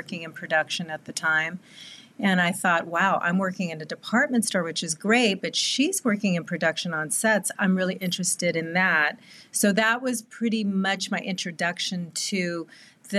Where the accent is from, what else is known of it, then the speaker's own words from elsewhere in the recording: Southern California, United States; born and raised in Southern California